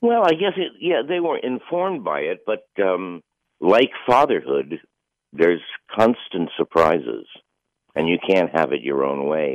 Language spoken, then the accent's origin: English; New York City, New York, United States; I grew up in the same little area that he did. You know, we're both from Bayside